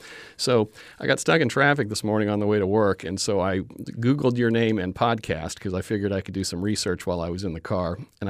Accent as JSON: {"language": "English", "region": "Florida", "country": "United States", "tie": "born or raised there", "said": "I grew up in Florida."}